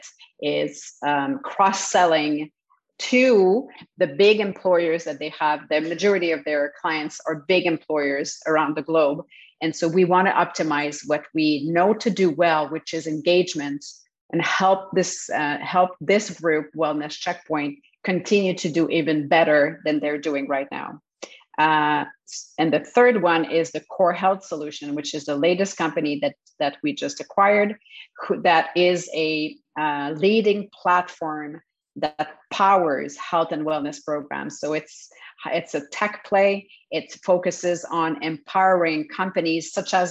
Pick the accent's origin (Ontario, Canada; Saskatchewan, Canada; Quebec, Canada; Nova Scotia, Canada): Quebec, Canada; Montreal; English is a second language; moved away as an adult; also born or lived in Kelowna, British Columbia; now in Montreal, Canada; I was raised in Montreal, so I'm definitely French Canadian.